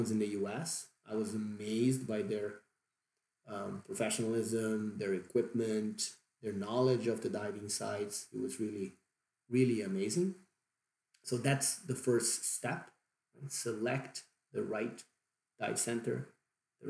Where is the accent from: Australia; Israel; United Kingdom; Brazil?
Brazil; accent: Brazilian; English is a second language; that's my Brazilian accent kicking